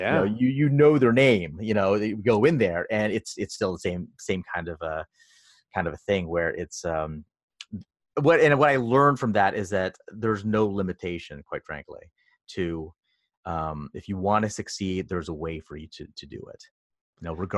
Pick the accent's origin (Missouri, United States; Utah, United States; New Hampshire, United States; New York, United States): New York, United States; moved away as an adult; now in Los Angeles, United States; So I moved out from New York, in upstate New York, to LA for the job. And it was very different.